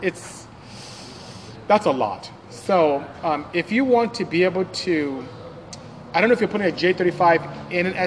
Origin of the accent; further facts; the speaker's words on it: Nigeria; I'm from Nigeria